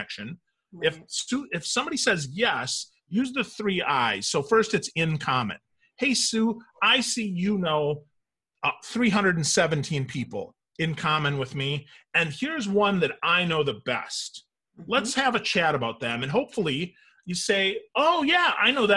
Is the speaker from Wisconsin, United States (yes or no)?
yes; Wisconsin, United States; moved away; I'm originally from Wisconsin